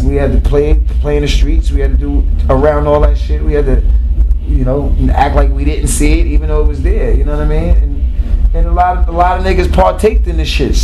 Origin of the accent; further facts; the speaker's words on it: New York City, New York, United States; We grew up in Queens